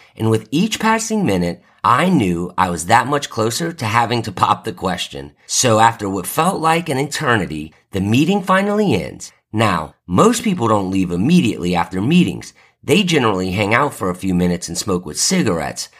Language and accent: English; New Orleans, Louisiana, United States; moved away; I'm from New Orleans, so I'm a huge Saints fan